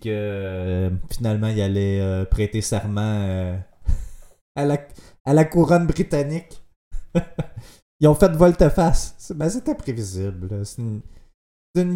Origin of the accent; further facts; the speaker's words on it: Quebec, Canada